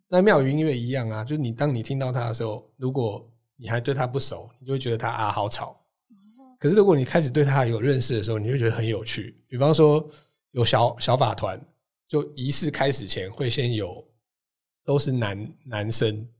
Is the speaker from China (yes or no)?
no; Taiwan; 我自己是大概七零年代出生的。嗯。哦。然后，所以那个时候其实台湾的 ，哎，社会状况，就是小朋友应该就会去什么雅马哈幼幼班啊